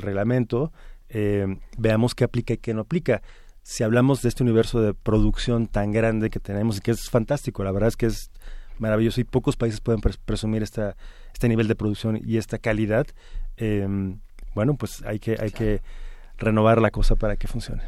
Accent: Mexico; como mexicanos

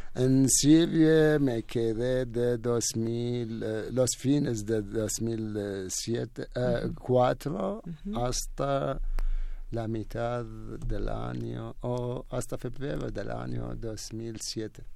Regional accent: Iraq; first language Arabic; Spanish is a second language; moved away as an adult; now in Mexico; en mi país

